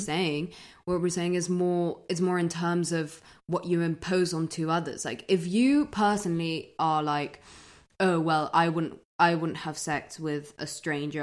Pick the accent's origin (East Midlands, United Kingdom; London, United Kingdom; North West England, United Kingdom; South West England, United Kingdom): London, United Kingdom; I grew up in London